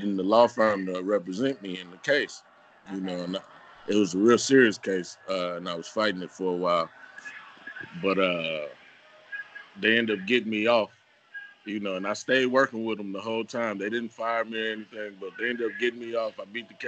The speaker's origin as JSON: {"language": "English", "town": "Chicago", "region": "Illinois", "country": "United States", "tie": "born or raised there", "said": "growing up in Chicago"}